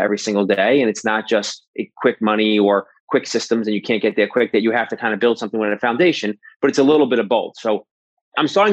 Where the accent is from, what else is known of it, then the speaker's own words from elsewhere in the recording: New York City, New York, United States; moved away as an adult; also born or lived in Manhattan; now in New Jersey, United States; So I'm born and raised in New York my whole entire life. I grew up in Brooklyn.